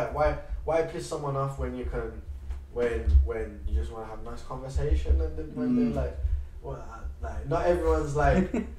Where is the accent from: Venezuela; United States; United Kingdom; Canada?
United Kingdom; Birmingham, West Midlands; moved away as an adult; now in London, United Kingdom; Brom's sick. I love that city to death. My city, innit?